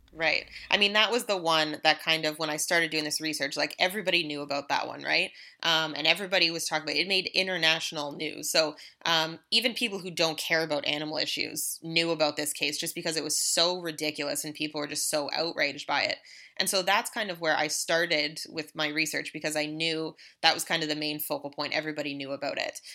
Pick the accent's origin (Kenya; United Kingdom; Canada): Canada; as a Canadian citizen